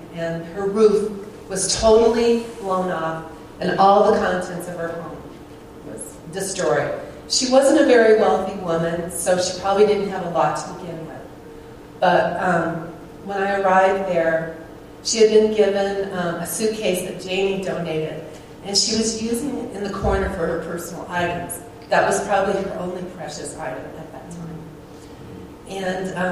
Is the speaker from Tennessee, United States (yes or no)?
no; Colorado, United States; I'm from Colorado, I'm in Anguilla